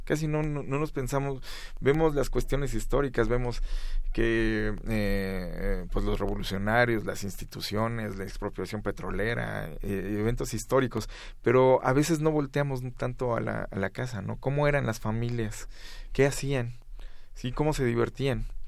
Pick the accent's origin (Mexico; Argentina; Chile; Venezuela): Mexico; como mexicanos